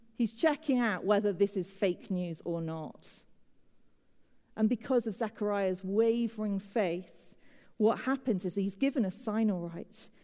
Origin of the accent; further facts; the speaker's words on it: United Kingdom; moved away as an adult; now in United States; as a Brit, living in the USA